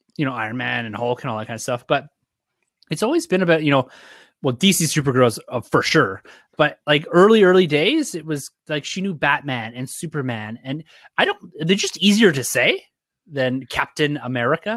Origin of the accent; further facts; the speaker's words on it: Ontario, Canada; I'm from Ontario